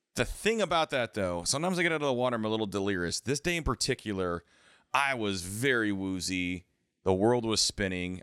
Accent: the Cascades, Pacific Northwest, United States; I grew up skiing in the Cascades

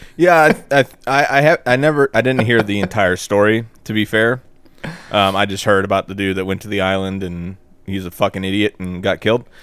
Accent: the South, United States; we're from the South

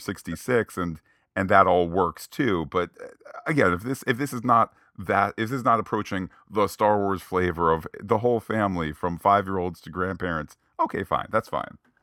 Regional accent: United States; as an American

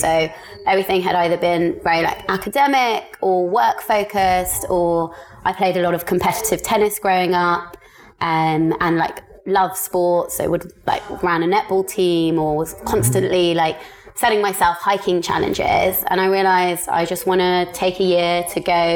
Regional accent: London, United Kingdom; moved away as an adult; also born or lived in Cambridge / Paris / Bali; born and bred in the UK, in London, but ethnically and half Indian, half Pakistani

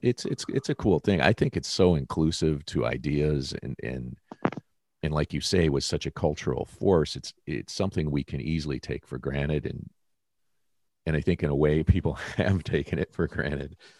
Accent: Detroit, Michigan, United States; moved away; being a kid growing up in Detroit

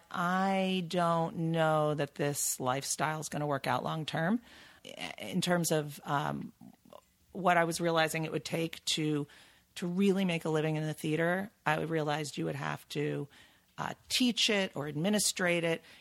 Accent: New York, United States; I'm from New York.

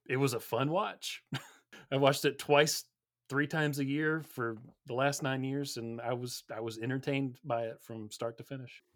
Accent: Georgia, United States; I grew up down here in Georgia

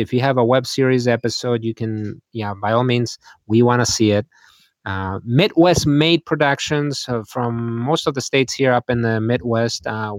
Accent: Spain; I mean, I grew up in Spain. Spain is where, if you will, spaghetti Westerns were filmed.

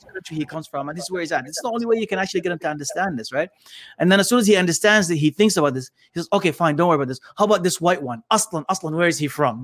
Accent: Canada; I was raised in Canada

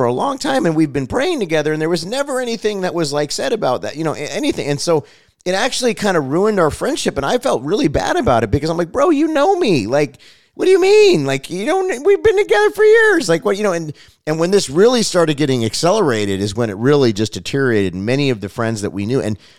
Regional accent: Los Angeles, California, United States; I grew up in Los Angeles Unified School District. I mean, we had friends of every color and creed, and honestly, it wasn't really a big deal.

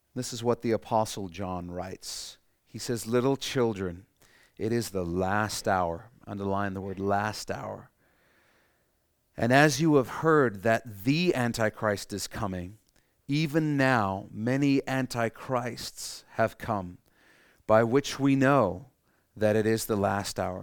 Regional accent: Canada; we're Canadian

